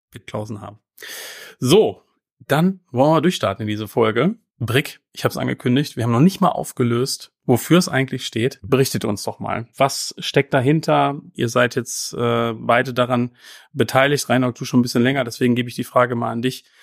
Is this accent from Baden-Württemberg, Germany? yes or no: no; North Rhine-Westphalia, Germany; geboren und aufgewachsen bin ich in Otto im Kreis Herford. Da lag heute bestimmt auch ordentlich Schnee.